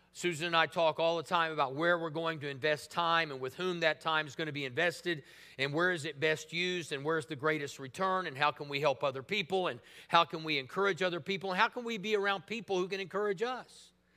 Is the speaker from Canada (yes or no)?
no; Tulsa, Oklahoma, United States; living in Tulsa at the time, I thought, well, man, you know, this is my hometown